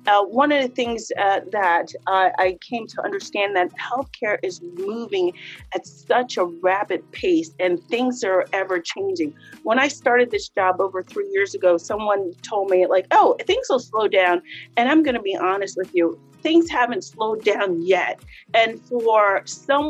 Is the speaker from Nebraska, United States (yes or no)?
no; Harrisburg, Pennsylvania, United States; I was born and raised in Harrisburg